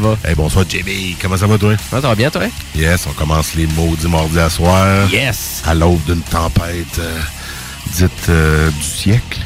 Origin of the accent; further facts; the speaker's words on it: Quebec, Canada; On est fiers de Québécois